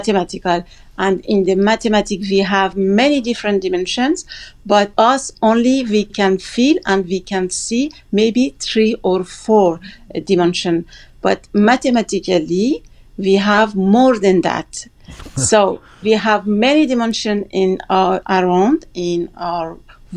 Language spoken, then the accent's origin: English; Gilan, Iran; English is a second language; north of Iran, where I am from, is Gilan